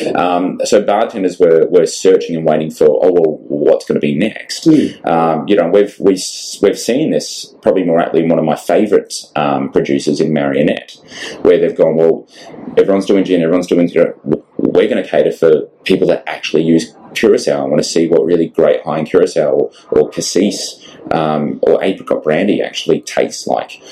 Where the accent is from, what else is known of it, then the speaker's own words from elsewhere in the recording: Australia; we're a massive island nation